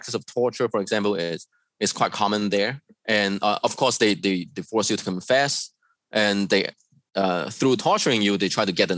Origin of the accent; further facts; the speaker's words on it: China; moved away as an adult; also born or lived in Hong Kong; I was born and raised in China.